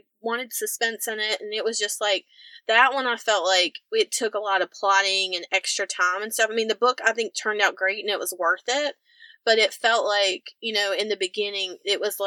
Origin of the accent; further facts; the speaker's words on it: the Carolinas, United States; we're both from the Carolinas